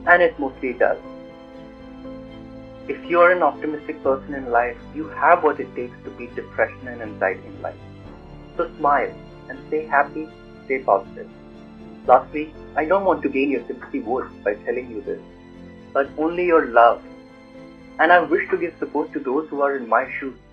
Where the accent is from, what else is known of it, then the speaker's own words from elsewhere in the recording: New Delhi, Delhi, India; now in New York City, United States; I was born and raised in Motinagar, New Delhi, India. I currently live in New York City.